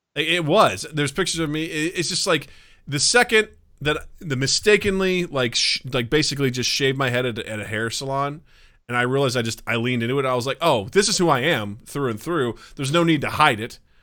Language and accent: English; Kirksville, Missouri, United States; my hometown of Kirksville, Missouri